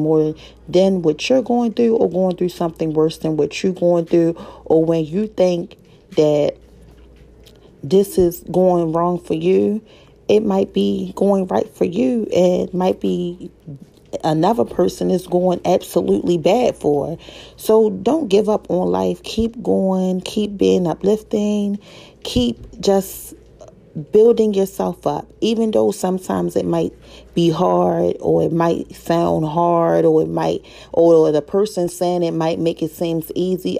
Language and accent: English; Baltimore, Maryland, United States; I'm from Baltimore, Maryland